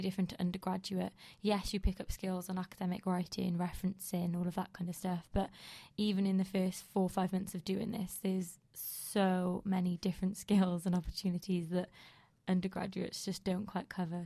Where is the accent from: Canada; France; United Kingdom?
United Kingdom